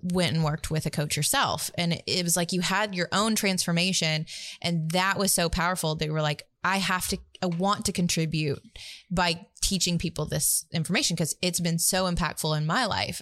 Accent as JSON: {"language": "English", "town": "Tuscaloosa", "region": "Alabama", "country": "United States", "tie": "born or raised there", "said": "I grew up in Tuscaloosa, Alabama, middle of the South"}